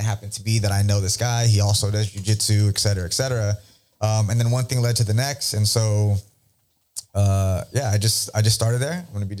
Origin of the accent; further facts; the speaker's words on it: Jamaica; Because I'm Jamaican.